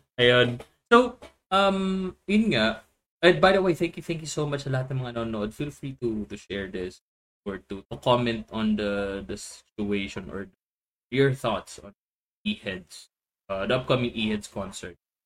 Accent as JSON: {"language": "Tagalog", "country": "Philippines", "said": "as a Filipino, as a Pinoy"}